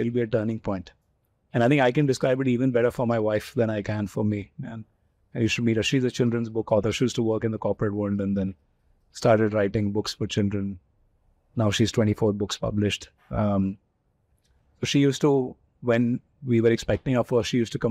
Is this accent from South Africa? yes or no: no; Delhi, India; also born or lived in Kolkata; both of us, as you know, are Delhi boys, right? Born and brought up in Delhi.